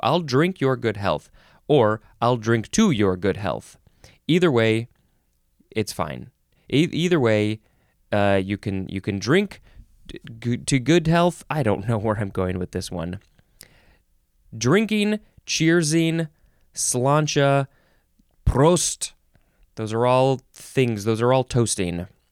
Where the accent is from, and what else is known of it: United States